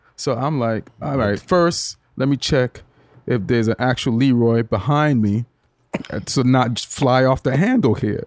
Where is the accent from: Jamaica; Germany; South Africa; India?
Jamaica; moved away as an adult; also born or lived in England; now in United States; when I was growing up in Jamaica